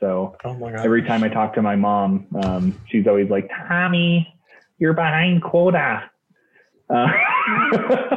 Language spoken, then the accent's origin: English; Salt Lake City, Utah, United States; I am from Salt Lake City, Utah